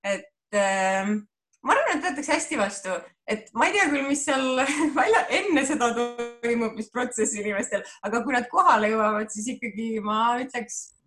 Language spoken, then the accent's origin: Estonian; Viljandi, Viljandi County, Estonia; ma olen pärit äh, Viljandist